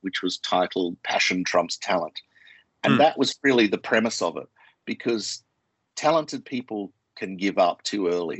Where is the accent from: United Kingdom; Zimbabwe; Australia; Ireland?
Australia; accent: Australian; moved away; I'm Australian, you can tell by my accent, and Australians are pretty direct